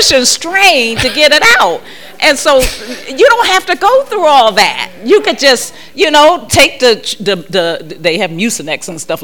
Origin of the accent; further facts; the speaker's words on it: Ohio, United States; I'm from Ohio, so that's cornfield